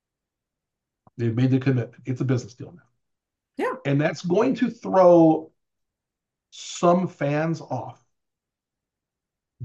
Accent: New Orleans, Louisiana, United States; moved away; It's my hometown team

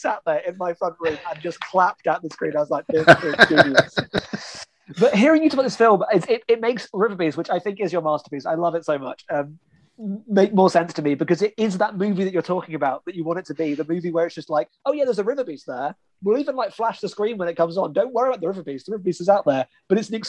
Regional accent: United Kingdom; as a British person

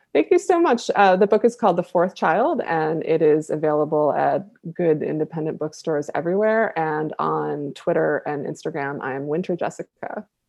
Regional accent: Buffalo, New York, United States; my hometown of Buffalo

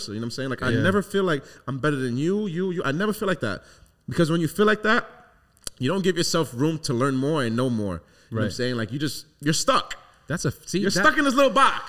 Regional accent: New York City, New York, United States; moved away as an adult; now in Long Island, United States; I grew up in the hood, Brooklyn, Flatbush

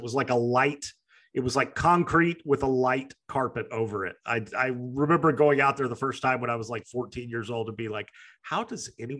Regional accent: Springfield, Missouri, United States; I grew up in Springfield, Missouri.

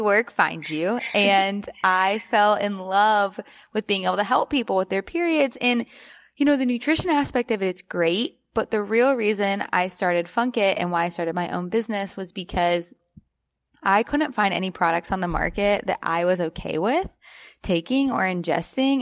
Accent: Alabama, United States; I grew up in Alabama

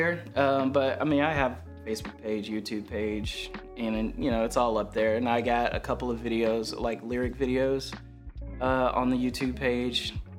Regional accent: Memphis, Tennessee, United States; also born or lived in Philadelphia, Pennsylvania; now in Mississippi, United States; But originally, I'm from Memphis.

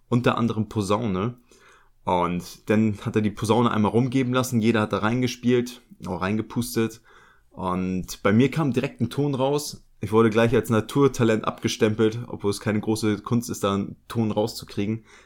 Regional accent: Lübeck, Schleswig-Holstein, Germany; Ich bin ja in Lübeck groß geworden.

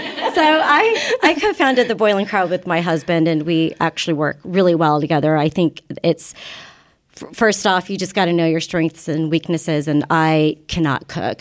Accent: Kansas, United States; moved away; I grew up in Kansas, and we were practically the only Asian family, you know, at my school

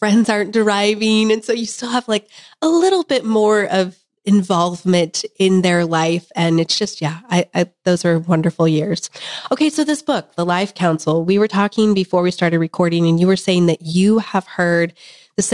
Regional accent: Kansas, United States; I'm from Kansas

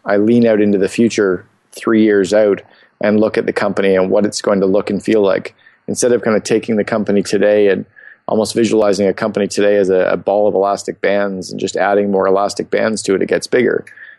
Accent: Canada; Sure. 47 years old, born and raised in Canada. I married, father of four kids. I split my time between Phoenix and Vancouver.

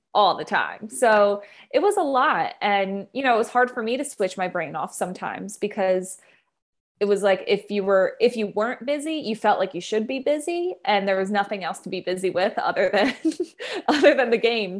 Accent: Philadelphia, Pennsylvania, United States; also born or lived in Maryland; We're both from the Philadelphia area

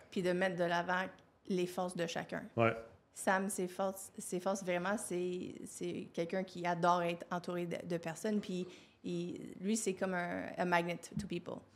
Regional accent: Quebec, Canada; je suis née au Québec

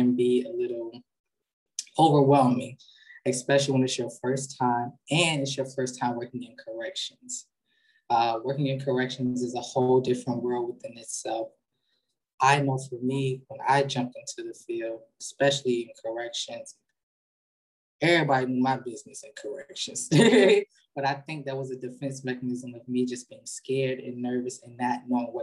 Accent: Norfolk, Virginia, United States; now in Washington, D.C., United States; I'm currently a resident here in the District of Columbia, born and raised in Norfolk, Virginia

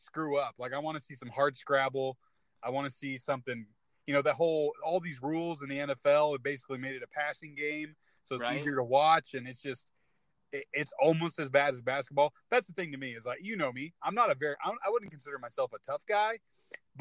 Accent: California, United States; moved away; I'm from California originally

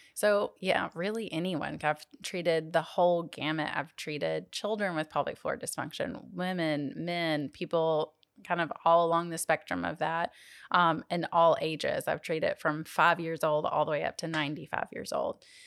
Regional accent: Jackson, Tennessee, United States; went back to my hometown of Jackson, Tennessee

